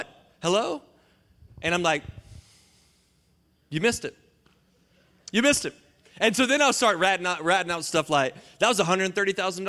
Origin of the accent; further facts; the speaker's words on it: Johnston County, North Carolina, United States; moved away as an adult; now in Atlanta, United States; I'm from Johnson County, North Carolina, JoCo